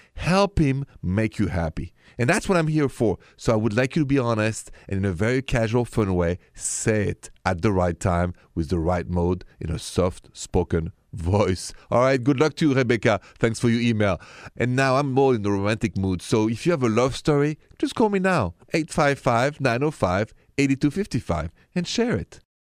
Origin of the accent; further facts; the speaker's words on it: Paris, Île-de-France, France; accent: French; My accent is French, straight from Paris